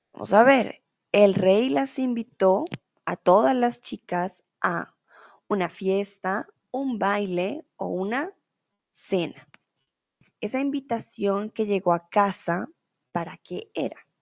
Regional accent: Colombia

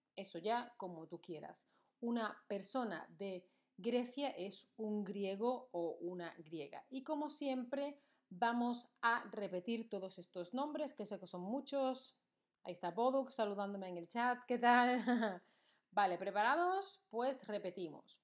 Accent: Spain; España, de donde yo soy

